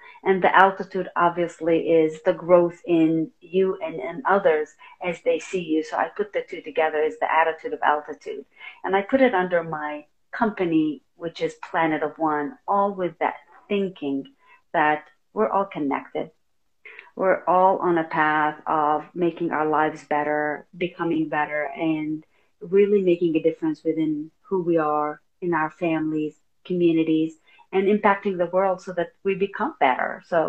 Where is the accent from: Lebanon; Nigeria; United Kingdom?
Lebanon; because we came from Lebanon originally